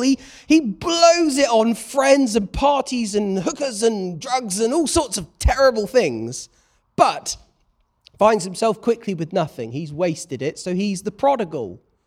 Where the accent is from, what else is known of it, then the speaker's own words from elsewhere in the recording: United Kingdom; I'm a British bloke